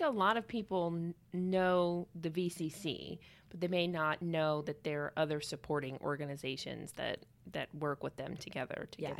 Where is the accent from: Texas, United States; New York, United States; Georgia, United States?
Georgia, United States; Yeah, I had mine was a little easier because I came from Georgia. So it's not too much difference.